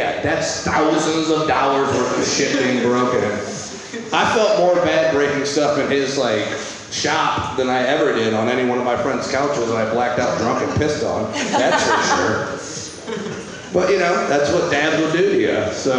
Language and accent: English; Midwest, United States; I'm from the Midwest